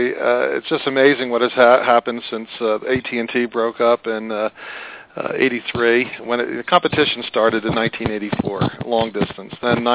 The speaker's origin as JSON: {"language": "English", "town": "Philadelphia", "region": "Pennsylvania", "country": "United States", "tie": "born or raised there", "moved": "yes", "said": "my hometown of Philadelphia. So I'm not rural telecom provider by nature. I'm a product of urban telecom originally."}